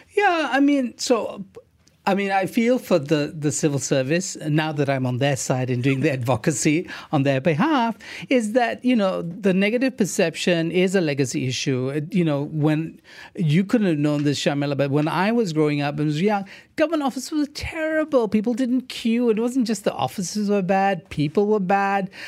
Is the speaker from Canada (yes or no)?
no; Malaysia